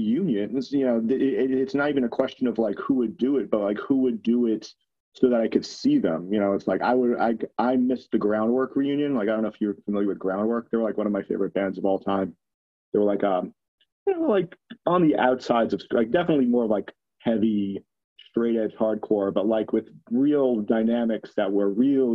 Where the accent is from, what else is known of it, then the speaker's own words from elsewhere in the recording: New York, United States; growing up in New York